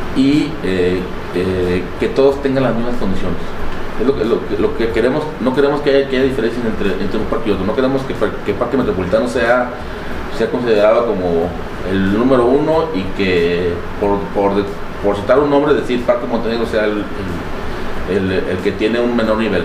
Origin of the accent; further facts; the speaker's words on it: Tala, Jalisco, Mexico; also born or lived in El Arenal, Jalisco; soy originario de Tala. Sin embargo, toda mi vida ha estado partida entre Tala y el Arenal